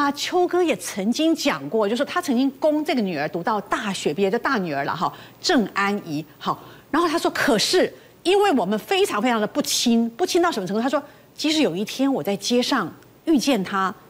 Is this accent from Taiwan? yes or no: yes; Taiwan; 我们台湾人